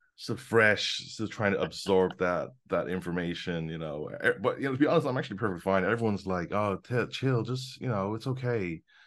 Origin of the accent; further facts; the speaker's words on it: London, United Kingdom; now in Hong Kong; I'm based in Hong Kong. I was born in London.